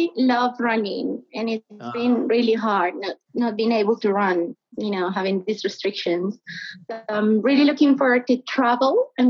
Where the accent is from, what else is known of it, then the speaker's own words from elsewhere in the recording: Medellin, Antioquia, Colombia; Yes, I'm from Medellin, and Medellin has Nacional.